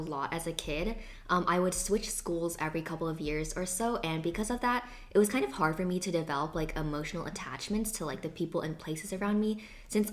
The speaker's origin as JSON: {"language": "English", "town": "Seattle", "region": "Washington", "country": "United States", "tie": "born or raised there", "moved": "yes", "said": "reminds me of just growing up in Seattle"}